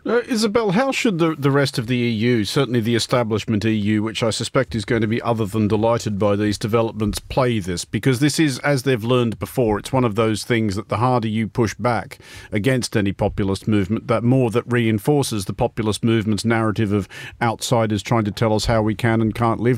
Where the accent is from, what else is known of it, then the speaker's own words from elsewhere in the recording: Sydney, New South Wales, Australia; my hometown of Sydney